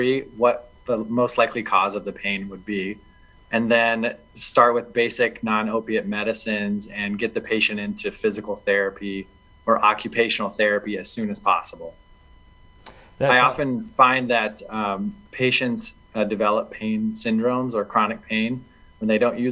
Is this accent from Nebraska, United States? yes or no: yes; Northeast Nebraska, United States; moved away as an adult; also born or lived in Missouri; now in Rapid City, United States; I'm from Northeast Nebraska originally.